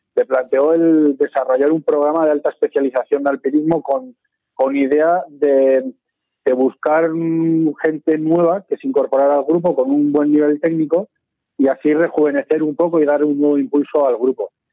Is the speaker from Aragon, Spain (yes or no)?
yes; Sabiñánigo, Aragon, Spain; mi infancia la pasé en Sabiñónigo